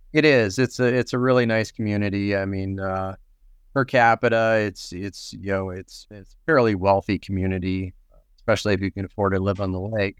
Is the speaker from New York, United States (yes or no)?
no; Nebraska, United States; now in Minnesota, United States; I'm not originally from Minnesota, so I don't eat a lot of hot dish. I'm from Nebraska